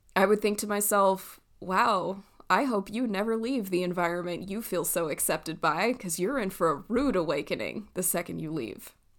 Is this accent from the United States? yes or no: yes; Southern California, United States; moved away; I grew up in Southern California